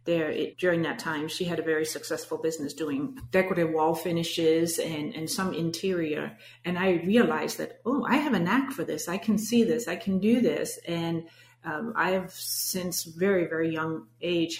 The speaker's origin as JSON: {"language": "English", "country": "Denmark", "tie": "born or raised there", "second_language": "English", "moved": "as an adult", "lives_now": "United States", "said": "you might have detected my accent, but I'm born and raised in Denmark."}